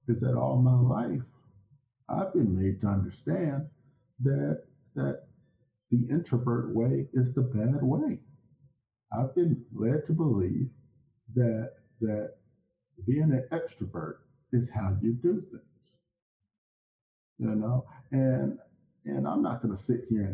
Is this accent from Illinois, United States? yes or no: yes; Chicago, Illinois, United States; I was born and raised in Chicago